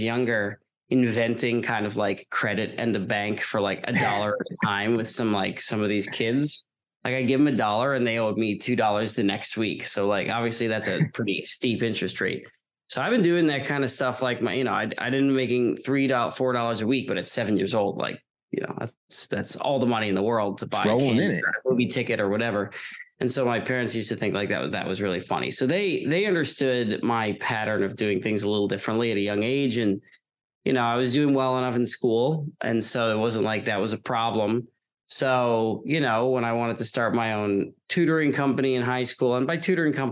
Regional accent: Long Island, New York, United States; I'm from Long Island originally.

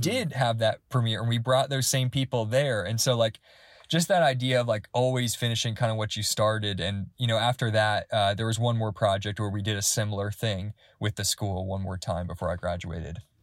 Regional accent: Georgia, United States; I'm from Georgia

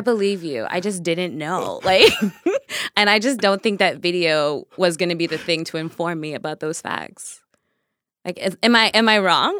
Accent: Nigeria; I am Nigerian as fuck

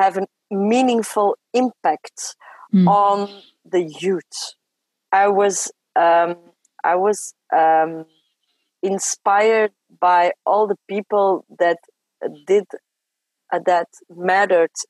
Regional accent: Belgium; first language French; English is a second language; I come from a family who were migrants in Belgium. Mm-hmm. So I grew up speaking French

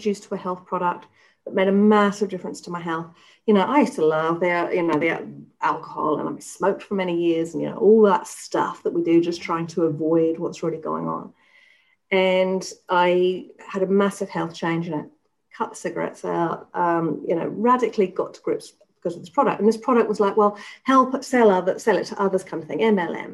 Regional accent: England, United Kingdom; moved away as an adult; So I was brought up in England. I spent the first 30 years of my life in England.

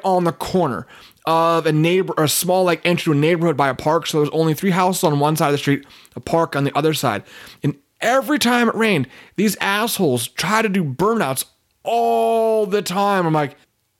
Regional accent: Petaluma, California, United States; my hometown of Petaluma

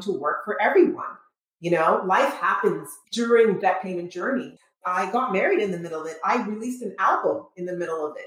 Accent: Montreal, Quebec, Canada; moved away as an adult; also born or lived in Trinidad / New York; now in Michigan, United States; I was raised in Trinidad, grew up in Montreal, but lived most of my life there, and then immigrated

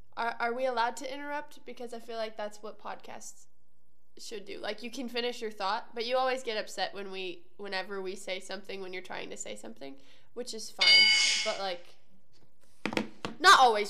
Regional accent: Midwest, United States; I'm a Midwesterner

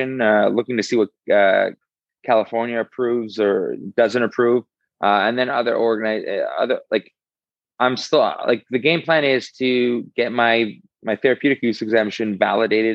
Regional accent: Canada; I'm Canadian through and through

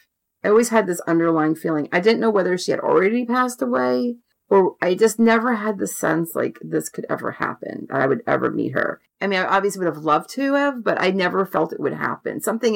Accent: Rockville Centre, New York, United States; born there; and I was born in Rockville Center.

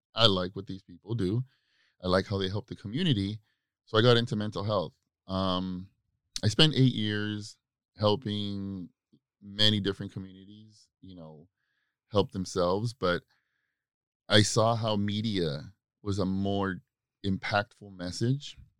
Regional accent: Baldwin Park, California, United States; I grew up in Baldwin Park, California, and uh, in the '90s.

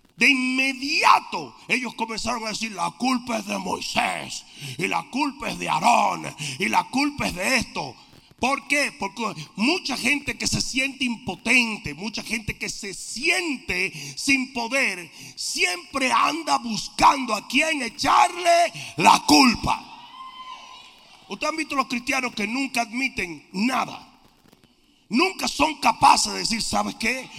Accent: Dominican Republic; En mi país hay un dicho, esa nación europea llamada República Dominicana

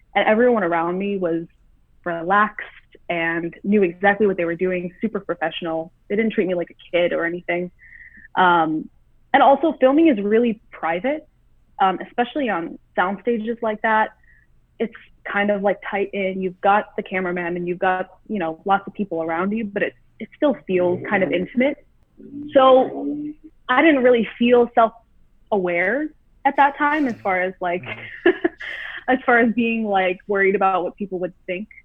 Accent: Southfield, Michigan, United States; moved away as an adult; now in California, United States; I'm born and raised in Southfield, Michigan, which is like a suburb outside of Detroit

